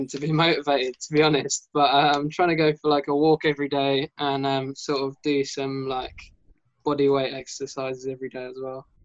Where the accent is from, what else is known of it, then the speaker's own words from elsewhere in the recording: England, United Kingdom; I'm from England.